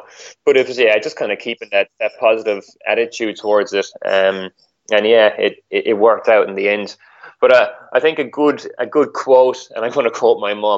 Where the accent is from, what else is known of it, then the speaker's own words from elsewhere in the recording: Ireland; now in Australia; so obviously I'm living in Australia. I came here from Ireland.